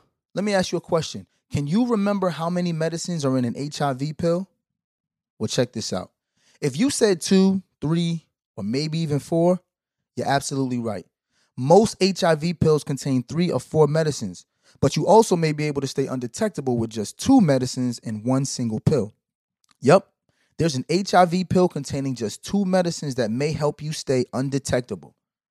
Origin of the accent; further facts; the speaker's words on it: Brooklyn, New York, United States; I know I'm from Brooklyn.